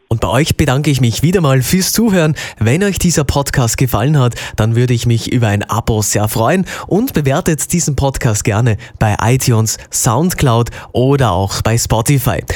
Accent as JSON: {"language": "German", "country": "Austria", "said": "bei uns in Österreich"}